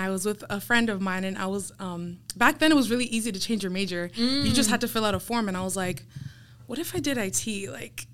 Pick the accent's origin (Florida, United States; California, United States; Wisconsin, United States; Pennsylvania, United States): Florida, United States; Apopka; now in Miami, United States; I grew up in Apopka, Florida